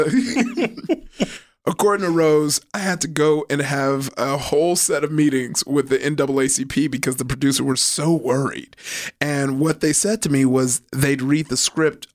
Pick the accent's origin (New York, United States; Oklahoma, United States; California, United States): California, United States; Compton; also born or lived in Downey, California; I grew up in Compton. And then I moved to Downey when I was in like, I started going to school in Downey in eighth grade, but I didn't move to Downey till like 10th grade